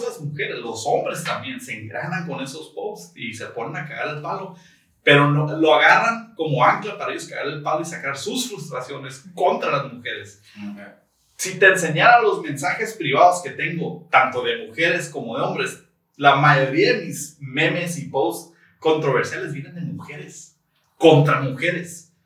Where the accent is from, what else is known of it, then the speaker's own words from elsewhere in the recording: Tijuana, Baja California, Mexico; moved away as an adult; now in San Diego, United States; nací? en San Diego, eh, crecí en Tijuana, en playas de Tijuana